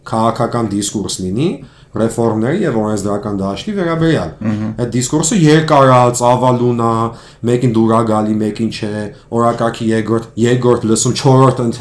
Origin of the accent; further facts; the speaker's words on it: Armenia; Ես ես հայաստանցի եմ։ Ուղղակի պասպորտս հայկական չի, ամերիկյան է